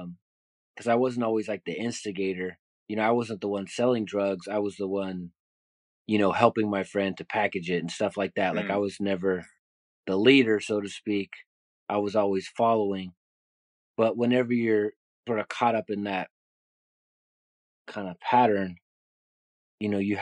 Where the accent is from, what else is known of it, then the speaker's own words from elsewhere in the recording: Bay Area, California, United States; So I grew up in the Bay Area, was a graffiti artist